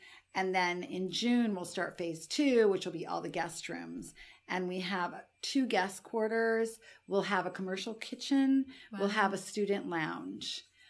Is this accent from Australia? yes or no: no; Alassio, Liguria, Italy; And then I thought, well, we may as well do it in Italy, in my hometown in Alassio.